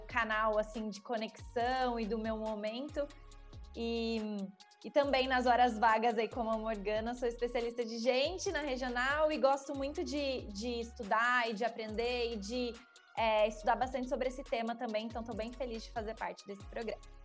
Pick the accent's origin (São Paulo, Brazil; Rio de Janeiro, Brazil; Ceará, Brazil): São Paulo, Brazil; interior of; sou do interior de São Paulo